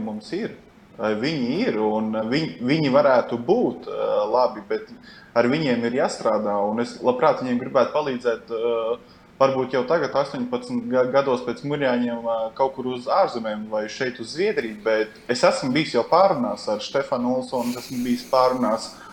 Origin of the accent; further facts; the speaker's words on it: Latvia; moved away as an adult; mēs esam no Latvijas